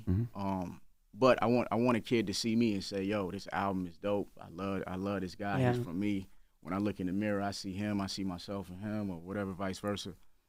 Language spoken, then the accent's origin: English; South Carolina, United States; It's a lot of people that still don't know I'm from South Carolina, even though I waved the flag so heavily.